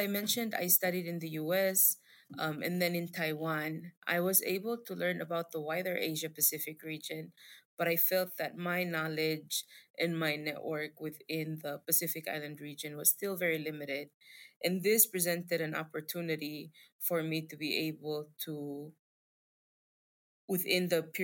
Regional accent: Palau; I'm from Palau, specifically a small state in Palau

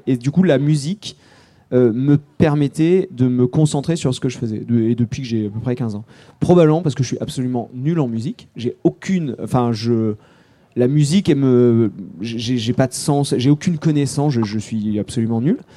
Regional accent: Charente, Nouvelle-Aquitaine, France; J'ai grandi en Charente

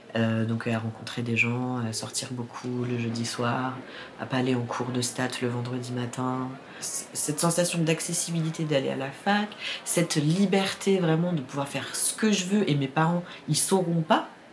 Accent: Paris, Île-de-France, France; Je suis née à Paris 14e

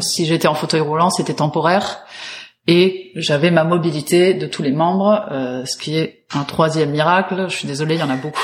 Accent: Paris, Île-de-France, France; je suis parisienne

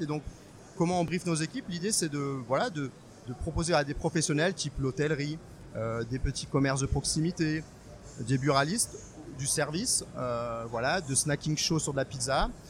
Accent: Strasbourg, Grand Est, France; moved away as an adult; now in Bordeaux, France; moi, je suis alsacien. Je venais de Strasbourg

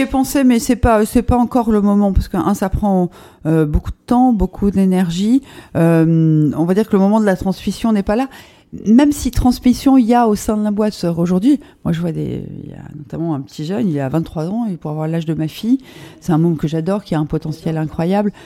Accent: Lorraine, Grand Est, France; moved away; j'ai commencé notamment euh, à 16 ans en toquant à la porte du, Républicain Lorrain chez moi en Lorraine

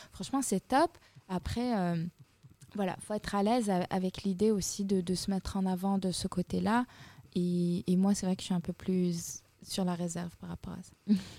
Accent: Fès, Fès-Meknès, Morocco; moved away; je suis rentrée chez moi à Fès

